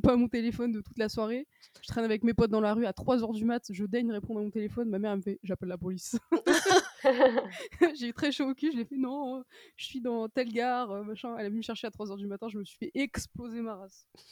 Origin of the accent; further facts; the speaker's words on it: Brittany, France; now in Paris, France; je suis originaire de Bretagne